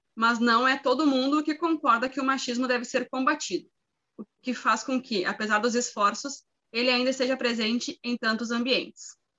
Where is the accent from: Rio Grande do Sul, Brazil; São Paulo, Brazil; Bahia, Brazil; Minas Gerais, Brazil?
Rio Grande do Sul, Brazil; sou do Rio Grande do Sul, solteira, 30 anos, mulher